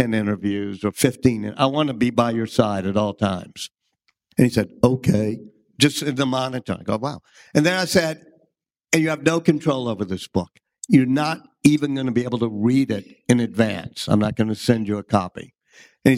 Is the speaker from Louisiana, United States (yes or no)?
yes; New Orleans, Louisiana, United States; me and Michael Lewis, who I grew up with in New Orleans